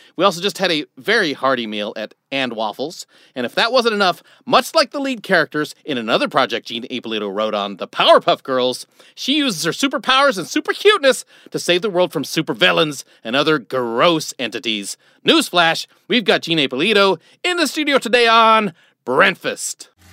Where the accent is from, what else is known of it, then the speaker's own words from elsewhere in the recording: Nebraska, United States; I grew up in Nebraska